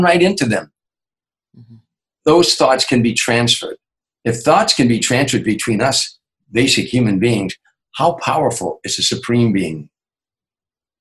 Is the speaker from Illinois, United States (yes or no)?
yes; Chicago, Illinois, United States; moved away; my hometown, Chicago